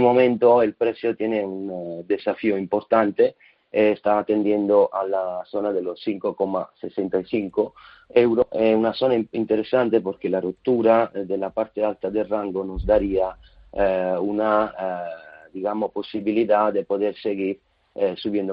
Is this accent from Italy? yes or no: yes; Italy; Spanish is a second language; siendo italiano